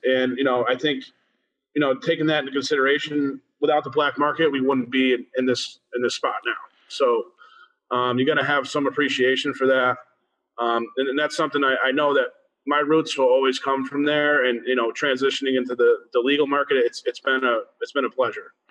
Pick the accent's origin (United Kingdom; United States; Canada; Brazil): United States; Springfield, Massachusetts; now in Lewisburg, United States; I was born in Springfield, Mass, and I, and now I reside in uh, Lewisburg, Pennsylvania